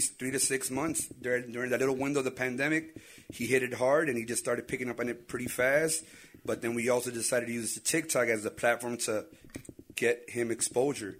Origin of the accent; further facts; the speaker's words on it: Chicago, Illinois, United States; we can't hide that we were born here